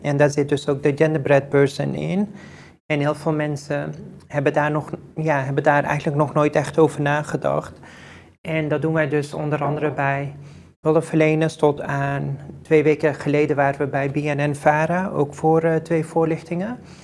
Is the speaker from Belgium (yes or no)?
no; Netherlands; ik ehm, hier ben geboren en getogen in Nederland